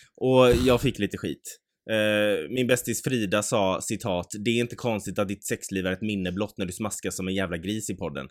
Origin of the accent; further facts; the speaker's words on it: Mölndal, Västra Götaland, Sweden; Ja, alltså vi är från Möndal